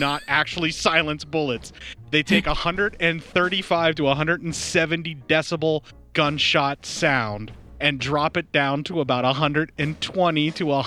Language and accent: English; United States; I am an American